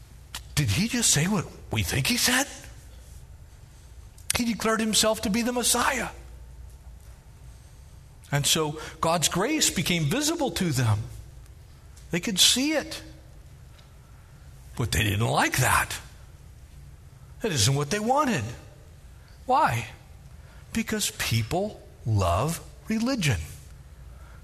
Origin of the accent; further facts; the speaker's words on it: United States; I'm an American citizen. That is who I am